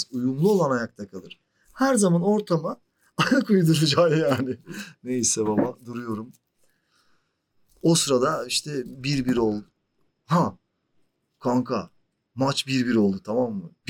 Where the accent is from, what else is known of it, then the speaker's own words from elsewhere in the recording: Turkey; Niye abi Türk'üm evet sıkıntı yok.